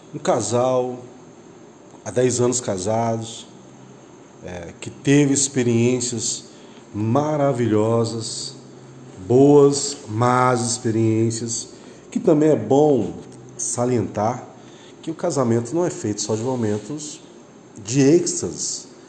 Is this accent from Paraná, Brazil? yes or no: no; Aparecida de Goiânia, Goiás, Brazil; Nós somos aqui do estado de Goiás, cidade Aparecida de Goiânia